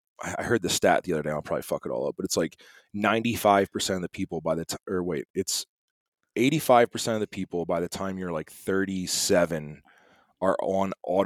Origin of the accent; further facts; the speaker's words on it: East Coast, United States; now in Montana, United States; I'm from the East Coast.